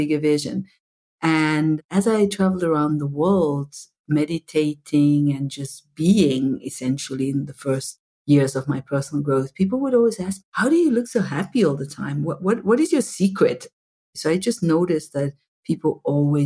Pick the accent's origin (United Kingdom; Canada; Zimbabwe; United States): Zimbabwe; moved away; I was brought up in apartheid in Zimbabwe